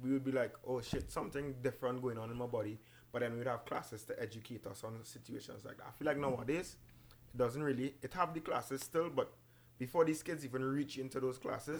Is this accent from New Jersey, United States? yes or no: no; New York, United States; also born or lived in Caribbean; I grew up in the Caribbean. I grew up in New York, right? But when I went to the Caribbean, I got the end of primary school into secondary school.